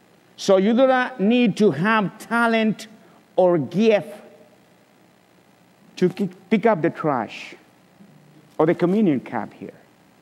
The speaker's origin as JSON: {"language": "English", "country": "Guatemala", "moved": "as an adult", "lives_now": "Chattanooga, United States", "said": "In 2002, March the 19th, my family and I came from Guatemala. But a year before, in 2001, we were invited to come to Chattanooga to get to know the city."}